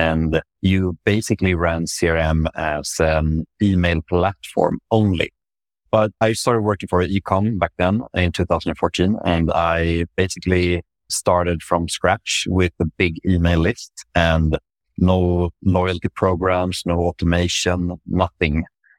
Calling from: Stockholm, Stockholm County, Sweden; Yeah, so I'm joining from Stockholm in Sweden, Northern Europe, where I work at Voi Technology, which is a micromobility company.

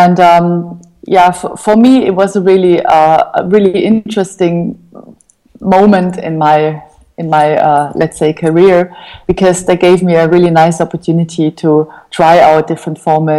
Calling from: Berlin, Germany; I'm calling from Berlin, from Kreuzberg.

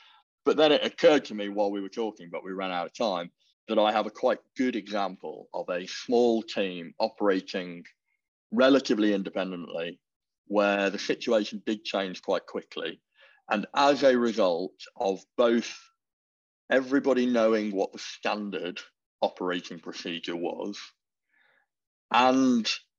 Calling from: New Brunswick, Canada; I am dialing in from New Brunswick, Canada, where the weather is a balmy -3 degrees

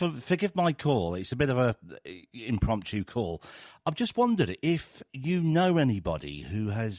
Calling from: England, United Kingdom; I'm calling from England, United Kingdom.

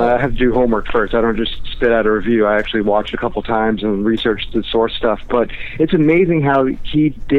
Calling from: Orlando, Florida, United States; Hey, James. It's me from Mo. Or I'm from Orlando, rather.

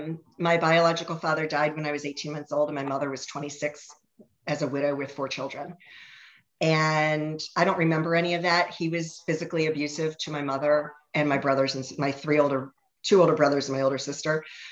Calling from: Ashburn, Virginia, United States; I am in Ashburn, Virginia. We're west of DC.

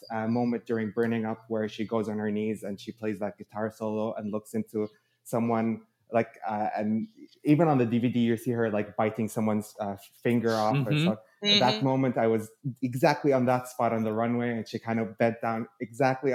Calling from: Burlington, Ontario, Canada; I'm calling in from Burlington. It's just in the greater Toronto area, so Canada

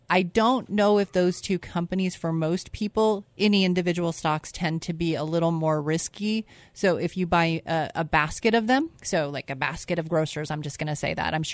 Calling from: Eagle, Idaho, United States; I, I am like … from Eagle.

